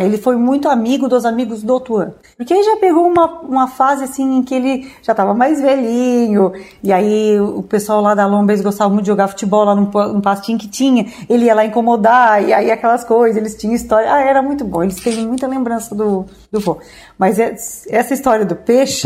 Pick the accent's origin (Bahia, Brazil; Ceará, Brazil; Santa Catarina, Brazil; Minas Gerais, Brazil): Santa Catarina, Brazil; Orleans; eu sou olhanense nativa